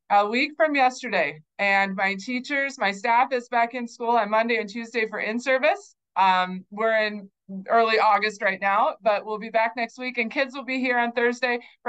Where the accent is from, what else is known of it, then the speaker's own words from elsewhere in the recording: North Dakota, United States; born there; also born or lived in Kansas / New Mexico; I grew up in a lot of different communities. We moved a lot. I was born in North Dakota. I lived in Kansas. I lived in New Mexico. We came back up to South Dakota.